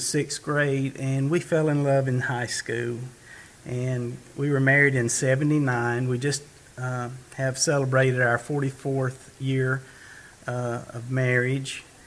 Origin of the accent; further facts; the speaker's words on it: Decatur, United States; I was born and raised in Decatur